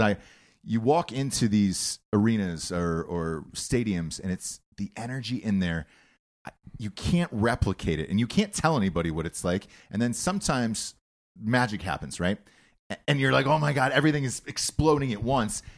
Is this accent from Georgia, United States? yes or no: yes; Georgia, United States; I'm from Georgia